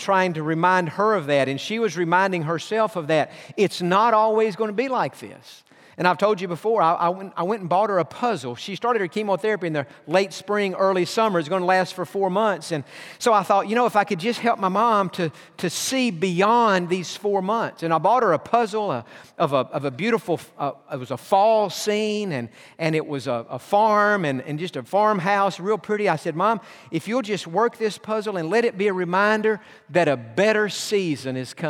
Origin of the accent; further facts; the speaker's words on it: Atlanta, Georgia, United States; We're from Atlanta.